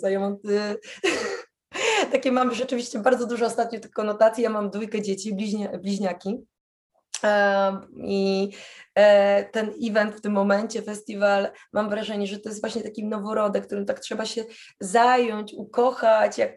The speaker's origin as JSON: {"language": "Polish", "country": "Poland", "said": "się pytają, a skąd jesteś? Z Polski."}